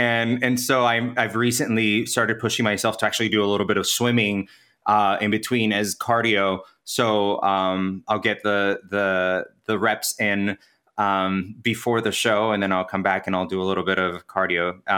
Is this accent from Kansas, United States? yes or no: yes; Kansas, United States; now in New York City, United States; My family's Venezuelan, and I grew up in Kansas. My mom brought us to the States when I was 10. So I most likely gravitate towards saying I'm from Kansas just because the bulk of my life was spent in the Midwest.